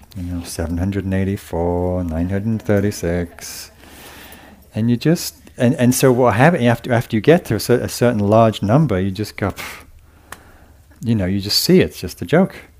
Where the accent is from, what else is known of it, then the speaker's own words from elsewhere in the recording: England, United Kingdom; being English